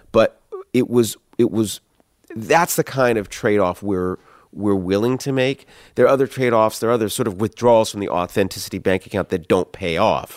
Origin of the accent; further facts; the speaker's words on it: Columbia, Maryland, United States; I grew up in Columbia, Maryland